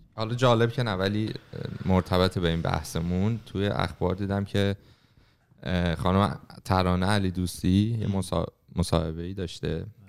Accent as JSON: {"language": "Persian", "country": "Iran", "tie": "born or raised there", "moved": "yes", "said": "توی محیطی که بزرگ شدیم توی ایران"}